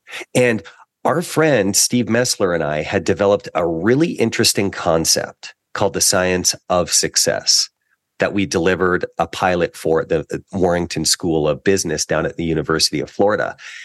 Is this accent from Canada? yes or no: yes; Canada; Well, one of the gifts of being a Canadian athlete is you get a year of tuition for each of the years that you're a national team athlete.